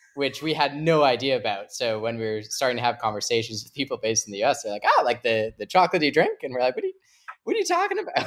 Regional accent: Canada; I'm Canadian

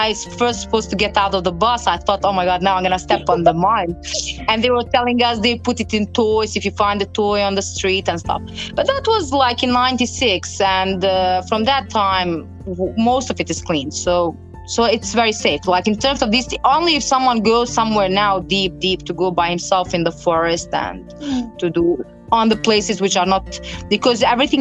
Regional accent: Bosnia & Herzegovina

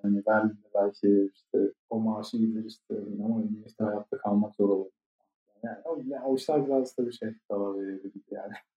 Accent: Ankara, Turkey; moved away as an adult; now in Germany

